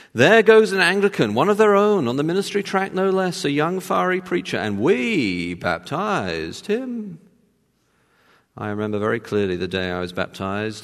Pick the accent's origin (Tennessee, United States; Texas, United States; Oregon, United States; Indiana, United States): Texas, United States; as you can tell from my accent, I was born in Texas